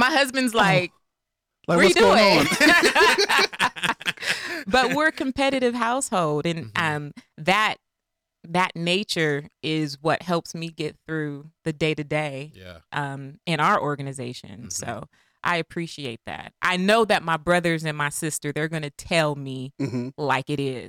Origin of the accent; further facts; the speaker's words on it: Sunnyvale, California, United States; also born or lived in Belmont, California; I grew up all over the place when my dad was playing football. I grew up in Sunnyvale, California, Belmont, California.